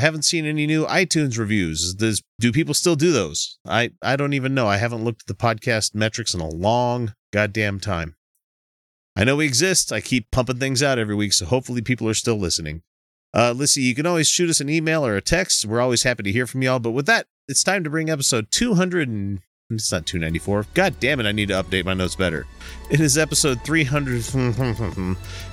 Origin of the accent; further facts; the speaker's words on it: Texas, United States; I was born in Texas. I probably have more of a birthright to it than you